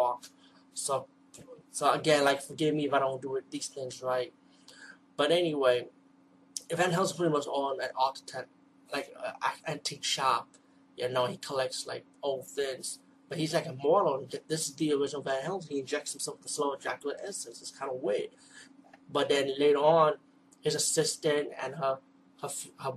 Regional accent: New York City, New York, United States; I'm from the East Coast, from the Bronx of New York

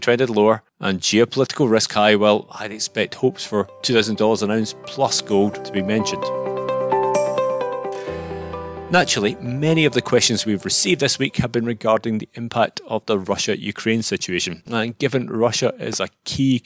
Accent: Scotland, United Kingdom; I am a Scotsman

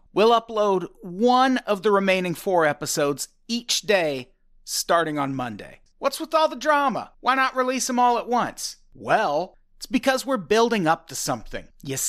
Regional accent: Illinois, United States; I grew up in Illinois, so my hero was...

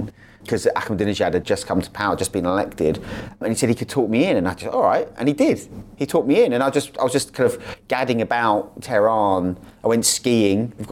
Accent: United Kingdom; now in Dubai, United Arab Emirates; I mean, also as a British passport holder, um, British citizen, I mean, we are little Satan, so it's almost impossible for us to get, certainly as a journalist.

